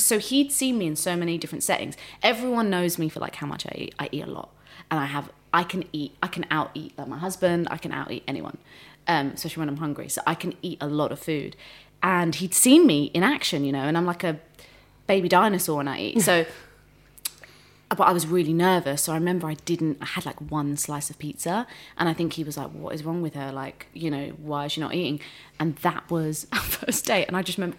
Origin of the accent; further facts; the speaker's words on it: Hounslow, London, United Kingdom; also born or lived in Ilford; I grew up in Hounslow and then we moved to Ilford.